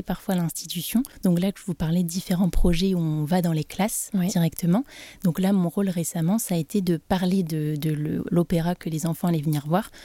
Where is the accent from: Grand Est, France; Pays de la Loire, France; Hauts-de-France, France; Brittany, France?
Brittany, France; Brest; moved away as an adult; now in Nantes, France; je suis originaire de Brest